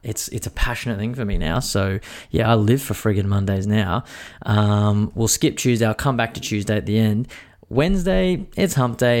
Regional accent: Queensland, Australia; as a Queenslander

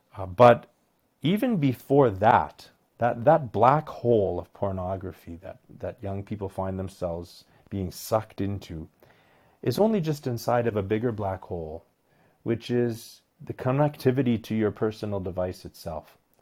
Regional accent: Medicine Hat, Alberta, Canada; I was born and raised in Medicine Hat, Alberta

